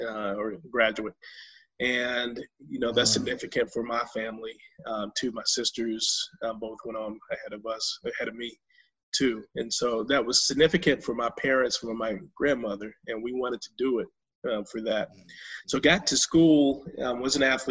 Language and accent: English; High Point, North Carolina, United States; I'm growing up in High Point in that work ethic